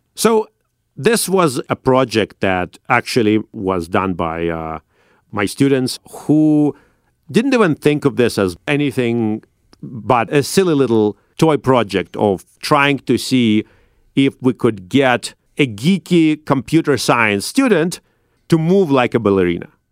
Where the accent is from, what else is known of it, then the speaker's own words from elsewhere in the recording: Saint Petersburg, Russia; now in United States; I grew up in St. Petersburg in Russia